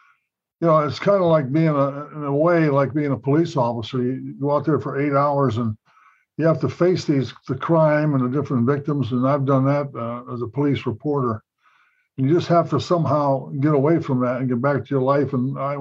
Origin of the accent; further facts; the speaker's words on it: Illinois, United States; now in Indiana, United States; where we grew up in Illinois, small town Illinois